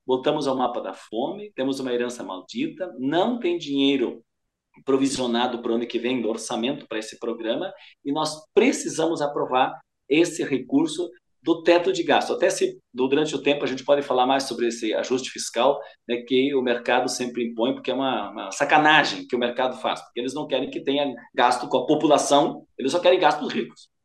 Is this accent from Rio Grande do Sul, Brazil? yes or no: yes; Rio Grande do Sul, Brazil; Eu sou do Rio Grande do Sul